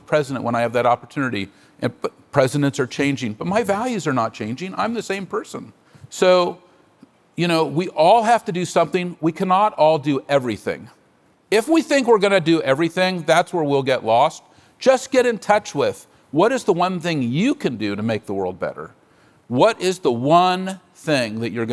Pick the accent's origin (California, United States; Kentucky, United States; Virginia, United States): California, United States; San Francisco; I'm a native San Franciscan. I was born on Divisadero Street.